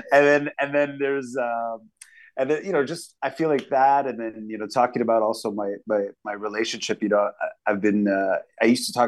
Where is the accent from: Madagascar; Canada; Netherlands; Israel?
Canada; Montreal, Quebec; I'm from Quebec and I'm from Montreal, and I have this sort of upbringing that's not only multicultural but multilingual, and I've absorbed all of Quebec's, you know, politics and sociology.